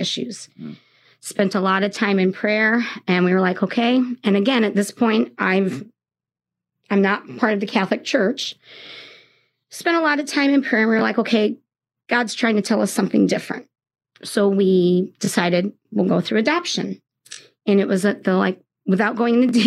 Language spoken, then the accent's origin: English; Toronto, Ontario, Canada; also born or lived in England; now in South Bend, United States; I'm from Canada. I was born in Toronto, and I'm a dual citizenship between England and Canada